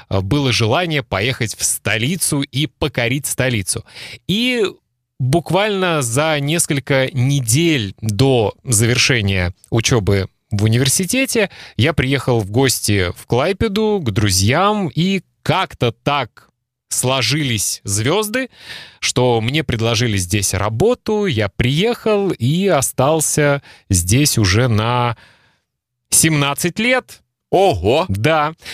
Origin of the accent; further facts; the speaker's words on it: Belarus; мы с тобой русскоговорящие, но я по национальности белорус. У меня в свидетельстве о рождении написано, что я белорус.